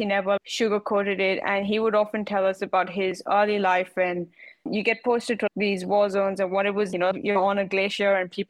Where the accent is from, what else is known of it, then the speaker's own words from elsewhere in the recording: India; Well, I grew up in India, but my dad was in the army. So I grew up all over the country.